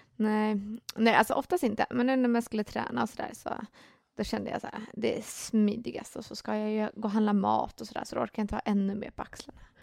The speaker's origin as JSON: {"language": "Swedish", "country": "Finland", "said": "jag är ju finne"}